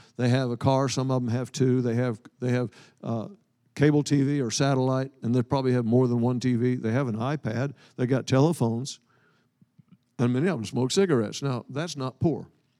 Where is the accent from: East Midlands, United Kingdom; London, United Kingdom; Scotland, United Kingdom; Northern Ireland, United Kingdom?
Scotland, United Kingdom; I'm Scottish. I'm Scottish by birth. I'm Jewish by the new birth.